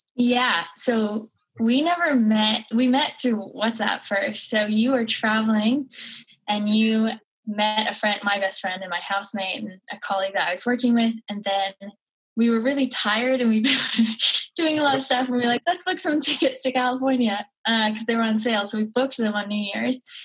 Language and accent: English; Cape Breton Island, Nova Scotia, Canada; born or raised there